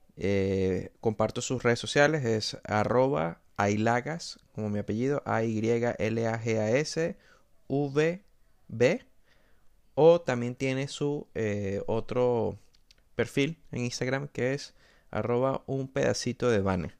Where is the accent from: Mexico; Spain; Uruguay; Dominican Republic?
Spain; como españoles, como ciudadanos de este, este país